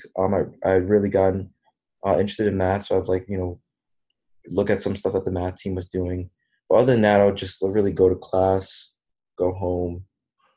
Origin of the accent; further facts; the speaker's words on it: New York City, New York, United States; I'm originally from Brooklyn, New York. So I went to this high school called Brooklyn Technical High School